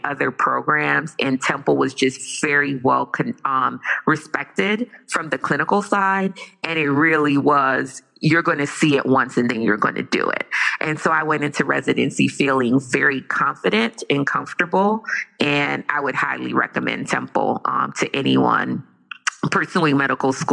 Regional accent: Jamaica; I am Jamaican

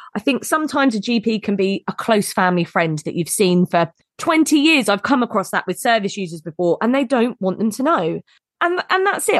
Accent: United Kingdom; we're very British

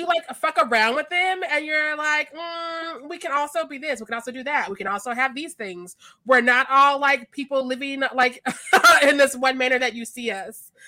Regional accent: Missouri, United States; I'm from Missouri

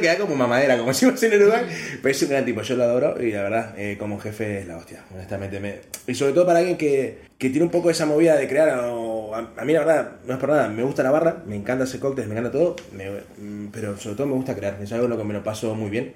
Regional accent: Uruguay; moved away; lo que extraño de Uruguay es la Fanta pomelo que acá no hay

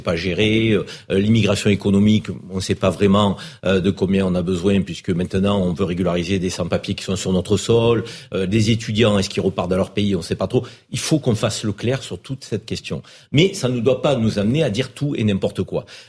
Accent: France; also born or lived in Maghreb (family origin); on est français, fiers de l'être

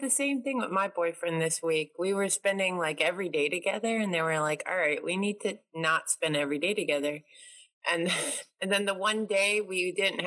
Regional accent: New York, United States; I'm from New York

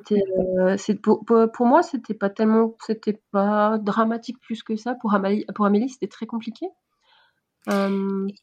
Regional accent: Switzerland; je suis suisse.

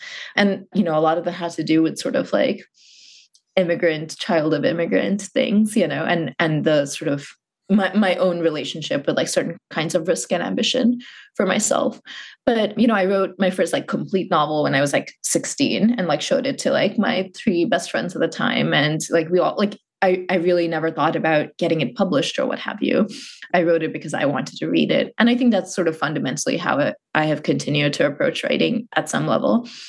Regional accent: Muscat, Oman; born or raised there

